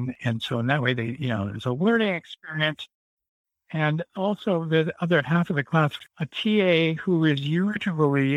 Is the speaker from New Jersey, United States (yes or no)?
no; Santa Barbara, California, United States; I grew up in Santa Barbara and we went to Magic Lantern all the time